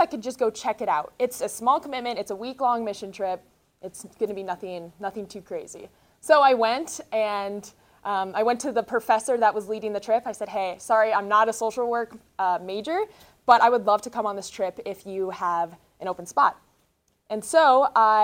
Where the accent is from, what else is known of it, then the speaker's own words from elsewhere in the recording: North Dakota, United States; moved away as an adult; now in Denver, United States; I'm originally from North Dakota